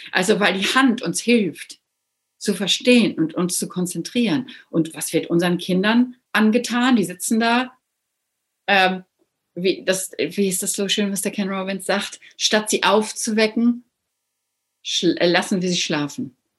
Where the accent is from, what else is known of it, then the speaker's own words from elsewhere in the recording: Northern Germany, Germany; moved away; ich bin ja auch hier als Norddeutsche